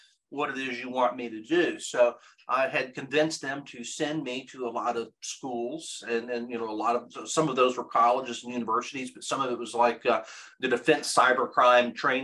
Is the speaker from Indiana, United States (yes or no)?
no; Kentucky, United States; We grew up in Kentucky